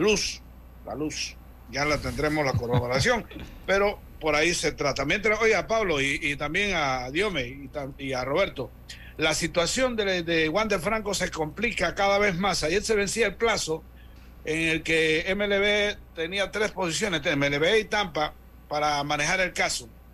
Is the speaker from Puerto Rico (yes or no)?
no; Interior, Panama; allá del interior, pero de allá de mi tierra